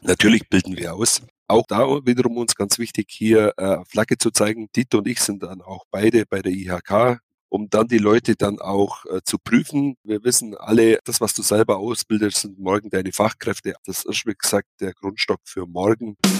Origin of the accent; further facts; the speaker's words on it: Kaufbeuren, Bavaria, Germany; Hier, hier geboren, hier aufgewachsen, hier zur Schule gegangen